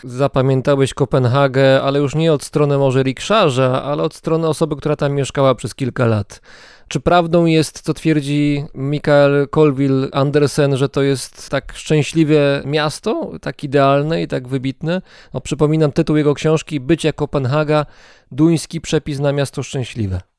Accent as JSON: {"language": "Polish", "region": "Greater Poland", "country": "Poland", "said": "w Wielkopolsce, skąd pochodzę"}